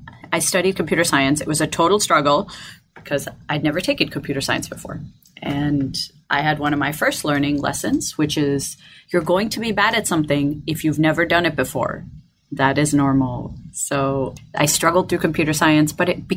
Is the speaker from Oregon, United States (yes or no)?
no; Detroit, Michigan, United States; I am from Detroit, Michigan in the U.S.